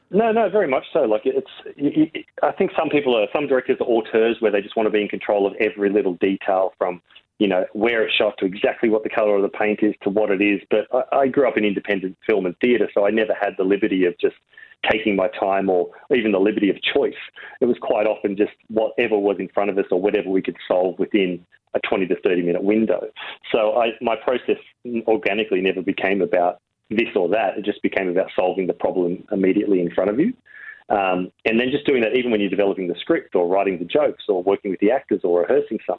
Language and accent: English; Uranquinty, New South Wales, Australia; Like I grew up in Uranquinty where there's like one fish and chip shop that had one wall of VHS videos.